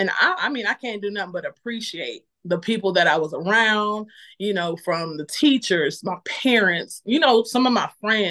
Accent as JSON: {"language": "English", "town": "Lorain", "region": "Ohio", "country": "United States", "tie": "born or raised there", "moved": "as an adult", "lives_now": "North Carolina, United States", "said": "I lived in a town called Lorain, Ohio. It's like 20 minutes away from Cleveland. Mm-hmm. They call us Baby Cleveland. So yeah, it was a rowdy city."}